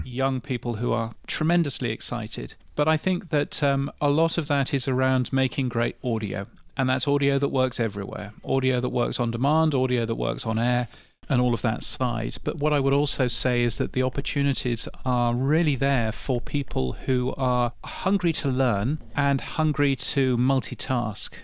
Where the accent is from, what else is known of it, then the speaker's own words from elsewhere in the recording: United Kingdom; as a Brit